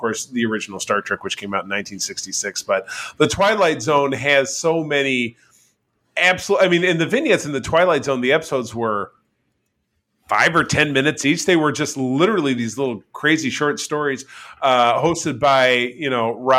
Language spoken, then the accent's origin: English; Detroit, Michigan, United States; So I'm from Metro Detroit.